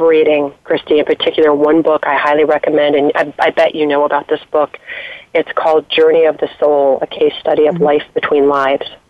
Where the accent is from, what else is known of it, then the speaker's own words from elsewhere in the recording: East Coast, United States; moved away as an adult; also born or lived in Colorado; now in Washington D.C., United States; I grew up on the East Coast, but have been out there for a number of years, and moved back east to take a job